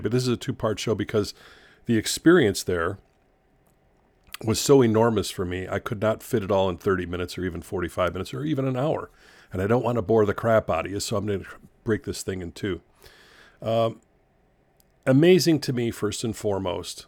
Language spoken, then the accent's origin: English; United States; also born or lived in Chicago; as an American